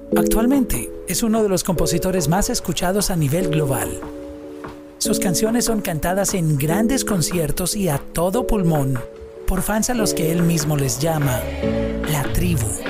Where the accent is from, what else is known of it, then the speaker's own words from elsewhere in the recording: Colombia; los que somos de Colombia